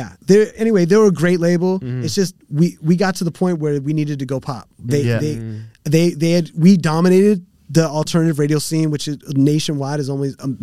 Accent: West Coast, United States; I'm from the West Coast.

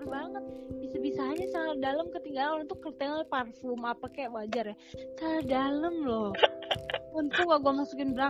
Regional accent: Lampung, Indonesia; gue dari Lampung kan jauh ya

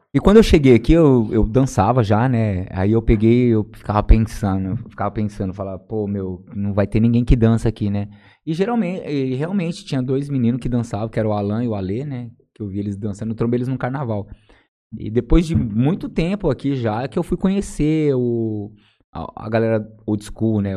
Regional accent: São José do Rio Preto, São Paulo, Brazil; also born or lived in Jales; Eu nasci na cidade de Jales mesmo, né? Eu nasci aqui é, na Santa Casa de Misericórdia. E fui criado na Vila União de Jales aqui, né? Até os oito anos de idade. E aí depois eu fui para São José do Rio Preto, na Zona Norte lá.

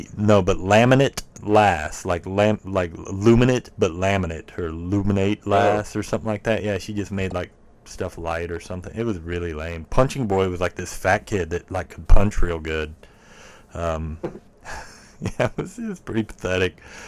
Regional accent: Worcester, United States; the town I grew up in Worcester, which is a town no one should know where it is. It's where my mom still lives. There's, like... it's like 2,000, 3,000 people that live there

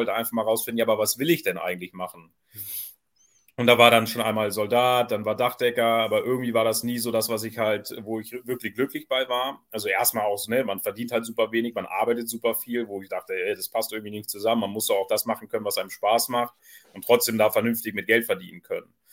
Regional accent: Southern Germany, Germany; now in Kiel, Germany; Ja, ich komme ja nicht ursprünglich aus dem Norden, also man muss ja immer zu erkennen geben. Also das ist dann so ein kleiner Hinweis, äh, dass die Leute auch wissen, dass ich aus dem Süden eigentlich komme.

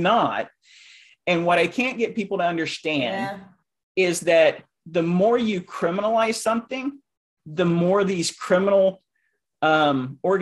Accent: Oklahoma, United States; moved away; I'm originally from Oklahoma, so I'm still thinking Central Time

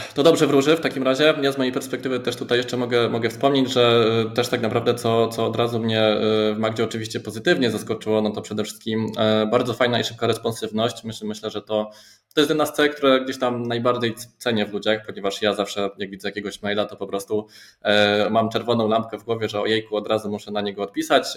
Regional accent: Silesian agglomeration, Silesian Voivodeship, Poland; moje rodzinne strony

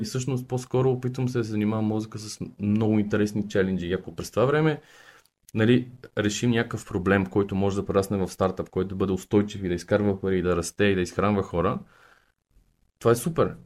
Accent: Sofia, Sofia City, Bulgaria; born or raised there; also born or lived in Targovishte

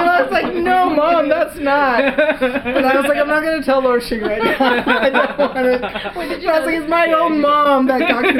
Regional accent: Cupertino, California, United States; I'm from Cupertino.

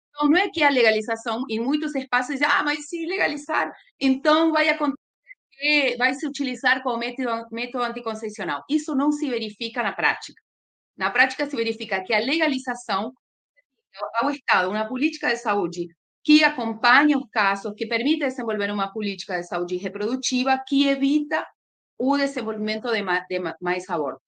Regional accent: Argentina; moved away as an adult; now in Brazil; sou argentina, moro no Brasil há uns 17 anos

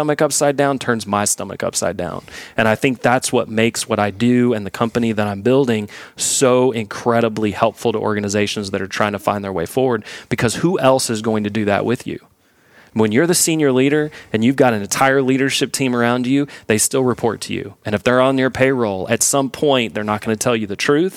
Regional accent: Houston, Texas, United States; moved away; I grew up in Houston

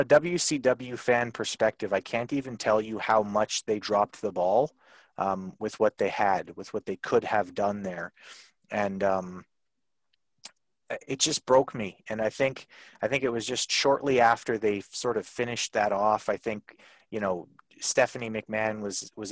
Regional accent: Canada; I'm from Canada

